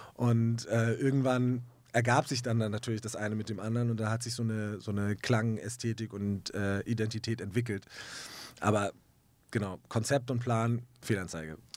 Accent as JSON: {"language": "German", "region": "Hamburg", "country": "Germany", "said": "ich komme aus Hamburg in Deutschland"}